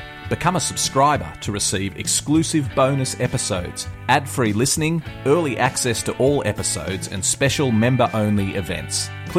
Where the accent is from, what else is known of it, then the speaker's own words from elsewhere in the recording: West Wyalong, New South Wales, Australia; I grew up in West Wyalong, just down the road from Cowra